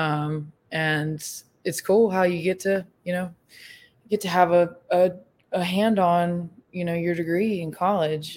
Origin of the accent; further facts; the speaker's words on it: Vestavia Hills, Alabama, United States; moved away as an adult; now in Memphis, United States; I am originally from uh, Vestavia Hills, graduated with Roland, um, and now I live in Memphis, Tennessee